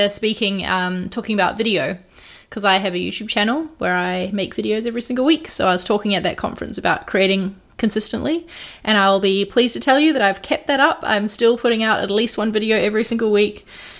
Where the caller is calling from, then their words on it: London, United Kingdom; I'm calling from London.